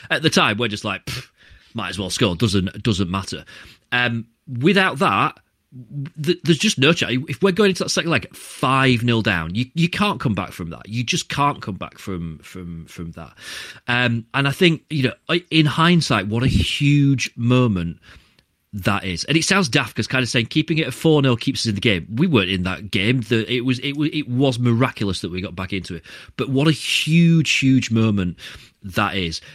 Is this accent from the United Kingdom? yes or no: yes; Barnsley, Yorkshire and the Humber, United Kingdom; I was born in Barnsley. I grew up with Barnsley fans all the way around me